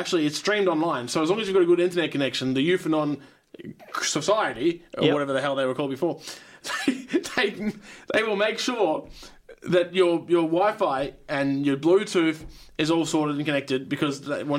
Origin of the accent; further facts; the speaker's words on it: Belgium; I'm from Belgium.